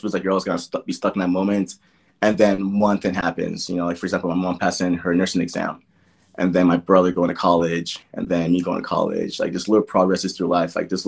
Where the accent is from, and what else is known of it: Gary, Indiana, United States; born or raised there; also born or lived in Nigeria